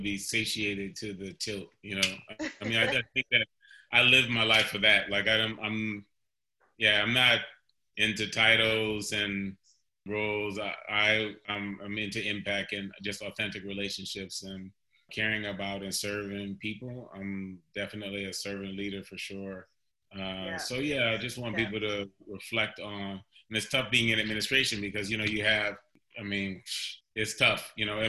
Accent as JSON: {"language": "English", "town": "Cleveland", "region": "Ohio", "country": "United States", "tie": "born or raised there", "said": "I was born in Cleveland, Ohio"}